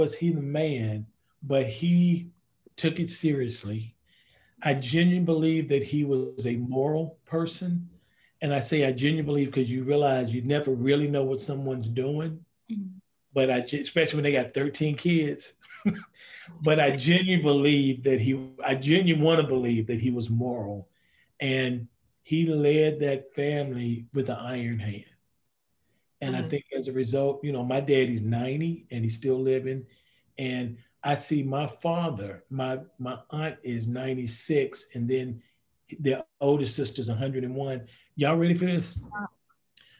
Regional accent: Greensboro, North Carolina, United States; also born or lived in Reidsville, North Carolina; I grew up in Reidsville, North Carolina, moved to Greensboro

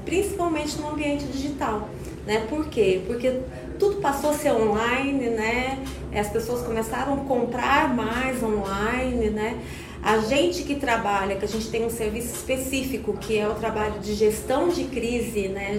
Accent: São Paulo, Brazil; moved away as an adult; now in Goiânia, Brazil; eu sou paulista, né? Mas goiana de coração, né? Eu já moro em Goiânia há 20 anos.

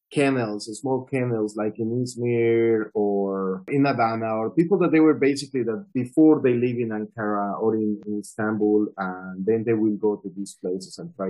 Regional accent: Colombia; also born or lived in Medellin / Delhi; I am originally from Colombia

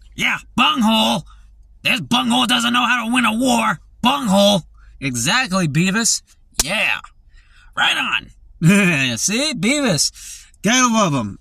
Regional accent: United States; we grew up in America

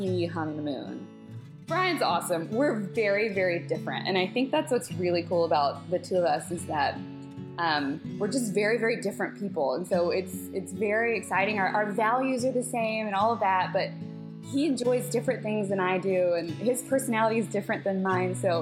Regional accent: Pensacola, Florida, United States; moved away; I was born and raised in Pensacola, Florida

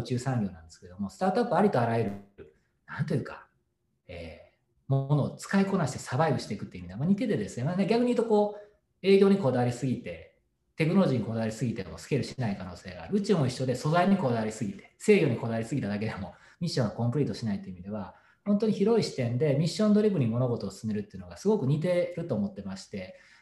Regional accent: Himeji, Hyogo, Japan; moved away; 自分が田舎兵庫県の田舎で、まあ、姫路っていうところでそれで育ったんですけども

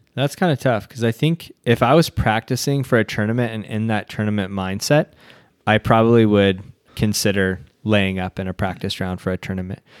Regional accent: United States; our culture as American culture

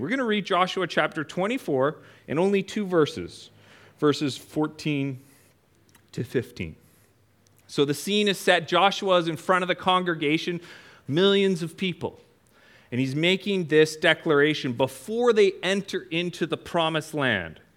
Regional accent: Prince George, British Columbia, Canada; I'm from Canada. For those of you that don't know, way up in the mountains of Canada in a town called Prince George

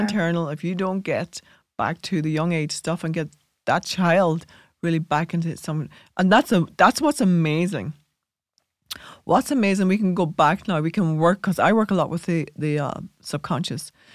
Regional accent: Ireland; we inherited that as Irish people

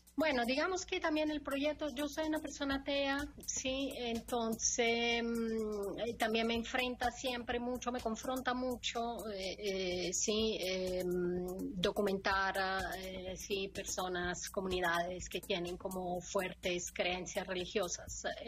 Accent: Italy; Spanish is a second language; moved away; yo soy italiana

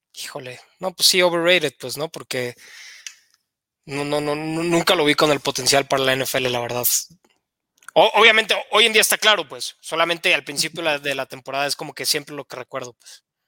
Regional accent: Querétaro, Mexico; moved away as an adult; also born or lived in Estado de México; yo soy de Querétaro, jugué en infantiles, en los Gatos Salvajes de la Universidad Autónoma de Querétaro

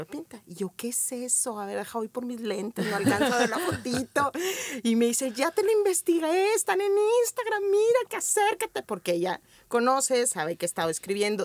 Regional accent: Torreón, Coahuila, Mexico; Nací hace 46 años en Torreón, Coahuila

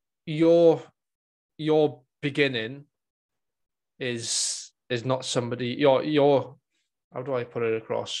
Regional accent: Welsh, Wales, United Kingdom; being Welsh

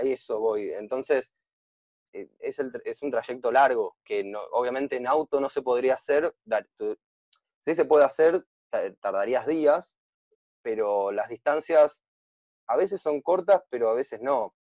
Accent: Buenos Aires, Argentina; yo soy de Buenos Aires

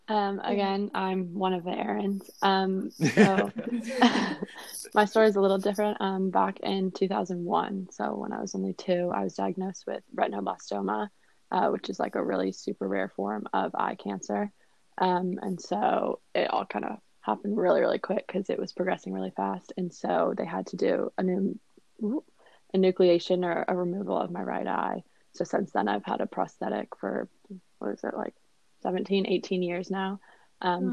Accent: Northern Virginia, United States; I am from Northern Virginia

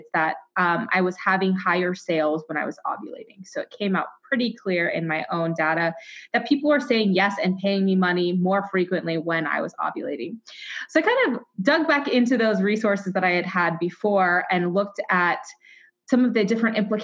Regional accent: Waterloo, Iowa, United States; I am from Iowa. I was born in Waterloo, Iowa

